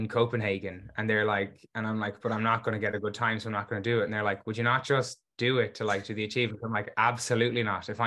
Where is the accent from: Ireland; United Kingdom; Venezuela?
Ireland; Galway, Connacht; I'm from Galway, Ireland